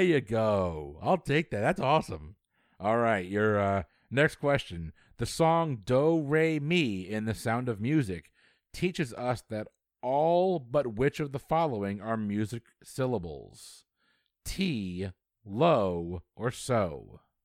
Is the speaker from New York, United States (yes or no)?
no; Florida, United States; it's my hometown